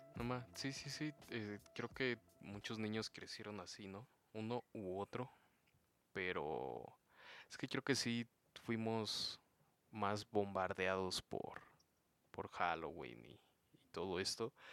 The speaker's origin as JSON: {"language": "Spanish", "country": "Mexico"}